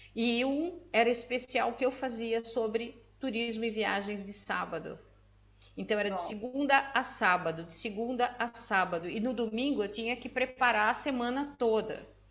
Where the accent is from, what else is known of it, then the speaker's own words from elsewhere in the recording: Brazil; moved away as an adult; now in Portugal; Eu sou a única brasileira que ganhou, que recebeu um título do presidente da Câmara